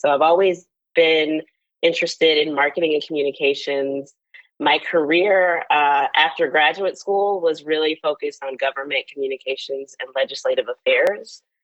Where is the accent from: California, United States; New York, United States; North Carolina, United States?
North Carolina, United States; Charlotte; moved away as an adult; also born or lived in Washington, D.C.; now in Charlotte, United States; I grew up in Charlotte